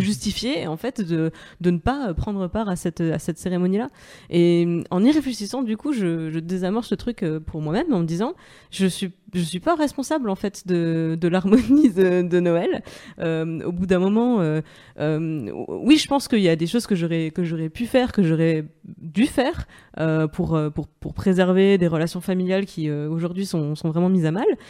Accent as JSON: {"language": "French", "area": "Moselle", "region": "Grand Est", "country": "France", "said": "je viens de Moselle, sur la frontière allemande"}